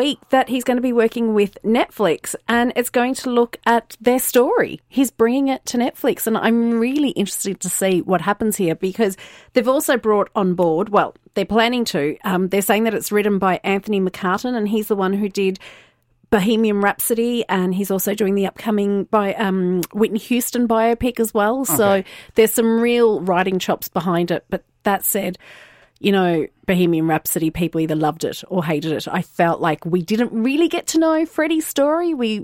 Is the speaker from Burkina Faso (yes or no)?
no; Australia; moved away; I grew up in Australia